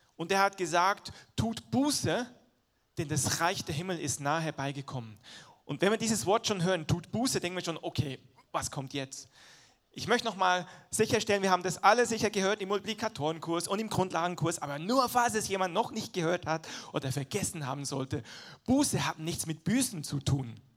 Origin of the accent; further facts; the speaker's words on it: Switzerland; moved away; ich bin halt in der Schweiz groß geworden, der Dialekt ist noch ein bisschen anders als Hochdeutsch